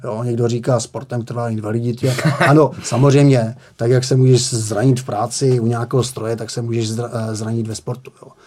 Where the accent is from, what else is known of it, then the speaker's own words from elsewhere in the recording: Moravian-Silesian Region, Czechia; já jsem z Moravskoslezského kraje